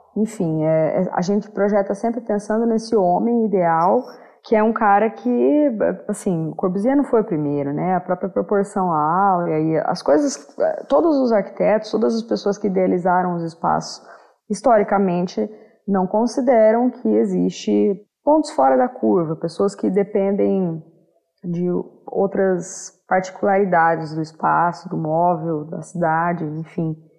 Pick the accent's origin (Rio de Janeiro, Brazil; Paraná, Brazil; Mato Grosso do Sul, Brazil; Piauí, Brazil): Paraná, Brazil; Maringá; sou de Maringá, no Paraná